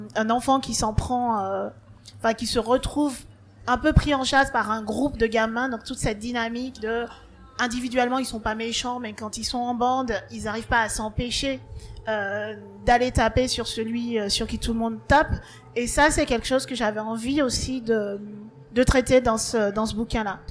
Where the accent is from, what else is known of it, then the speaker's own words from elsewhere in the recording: Martinique; moved away; j'ai grandi en Martinique et en Martinique on parle le créole.